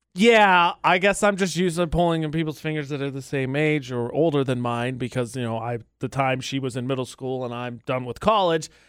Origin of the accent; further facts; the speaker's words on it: Midwest, United States; moved away as an adult; now in Utah, United States; I am from the Midwest